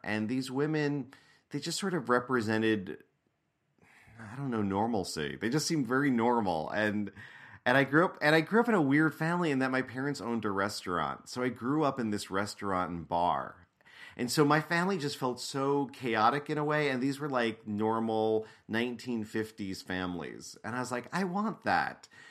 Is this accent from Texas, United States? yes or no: no; New York, United States; I grew up in New York State, right outside of New York City, in an Italian-American working class Catholic family